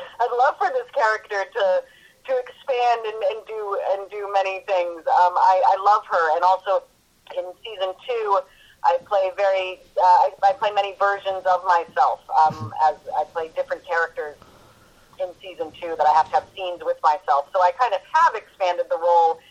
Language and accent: English; New England, United States; I grew up in New England